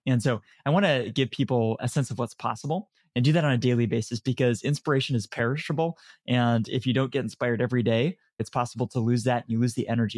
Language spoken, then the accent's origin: English; San Francisco, California, United States; also born or lived in Canada / Dublin, Ireland; I was born in Canada, moved to San Francisco when I was very, very young. Grew up here as, when I was young